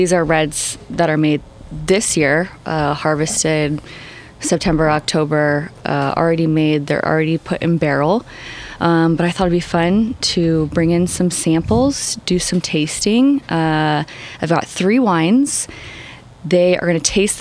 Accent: Sacramento, California, United States; also born or lived in Turlock; I grew up in Sacramento in a city

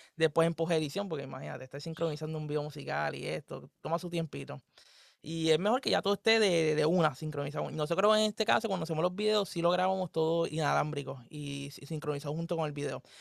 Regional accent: Puerto Rico; somos de Puerto Rico

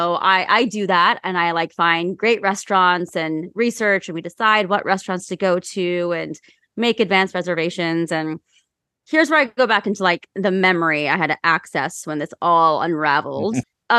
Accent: Ohio, United States; I'm from Ohio, and I'm sorry for my home state.

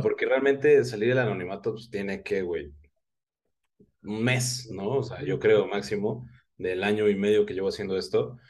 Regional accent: Oaxaca, Mexico; also born or lived in Guadalajara; now in Mexico City, Mexico; nací en Guadalajara, eh, viví muchos años en Oaxaca, ahorita resido en la Ciudad de México

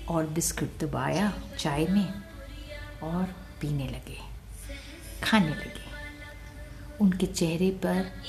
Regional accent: Punjab, India; याद रख पुत्र हम पंजाबी लोग लंगर के पैसे नहीं लेते

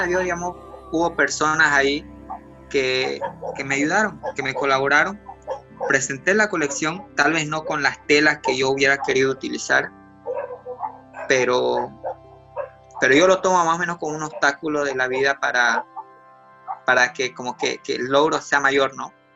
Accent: Bolivia; now in Santa Cruz, Bolivia

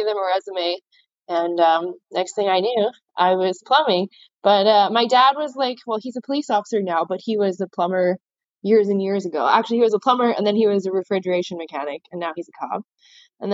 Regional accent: Alberta, Canada; moved away as an adult; now in Vancouver Island, Canada; I'm originally from Alberta, and I moved here about 2 years ago

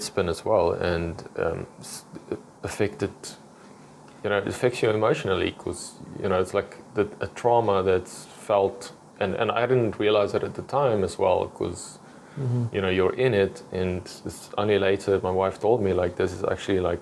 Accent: South Africa; now in Israel; I'm from South Africa

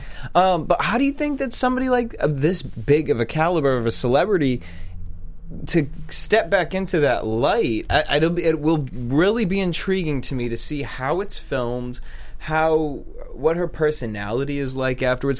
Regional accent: East Coast, United States; I'm from the East Coast

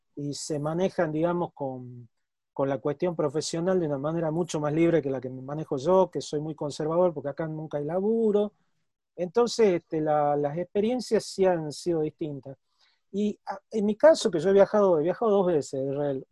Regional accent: Tucumán, Argentina; accent: Tucumano; hablaba como un tucumano, como, digamos, con el mismo acento mío.

